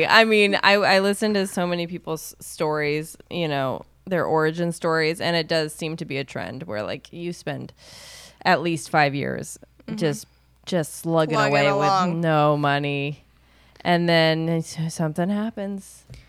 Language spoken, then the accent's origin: English; Knoxville, Tennessee, United States; now in Los Angeles, United States; I'm from Knoxville, Tennessee.